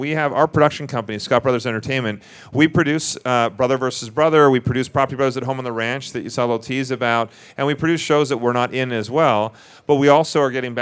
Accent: Vancouver, British Columbia, Canada; moved away as an adult; now in Las Vegas, United States; We're from Vancouver originally, so we are Canadian, but we shoot more in the U.S. than we do in Canada

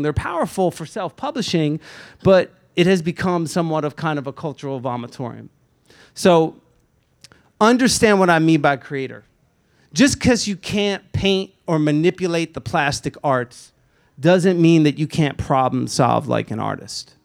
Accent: Lakewood, New Jersey, United States; was born and raised in Lakewood, New Jersey

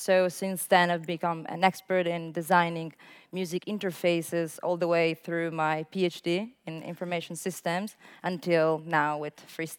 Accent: Italy; I'm from Italy.

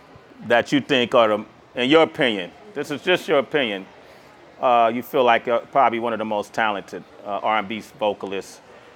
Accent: Oakland, California, United States; from my hometown of Oakland.

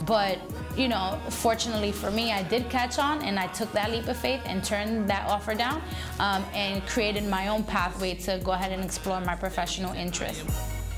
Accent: New York City, New York, United States; I was born in Brooklyn, New York. Um, and particularly the neighborhood I lived in was a low-income community

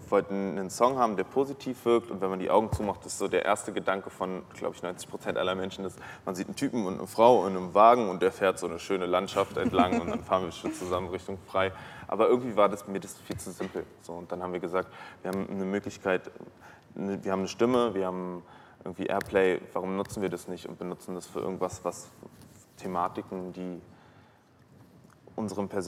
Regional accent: Berlin, Germany; born there; ich bin ja ein Großstadtmensch, ich bin hier geboren, ich bin in Berlin geboren, zwischen Kotti und Kudamm.

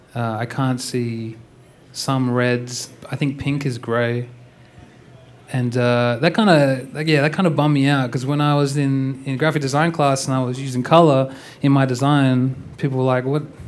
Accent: Perth, Western Australia, Australia; I'm from Australia, Perth, Western Australia

